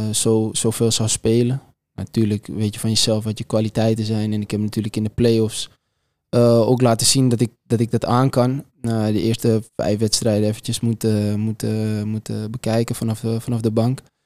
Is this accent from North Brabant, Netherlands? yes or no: no; Amsterdam, North Holland, Netherlands; mij als, als Amsterdammer